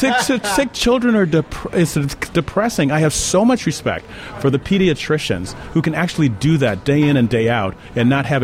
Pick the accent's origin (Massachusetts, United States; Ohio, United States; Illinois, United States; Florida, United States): Illinois, United States; Chicago; South side of Chicago.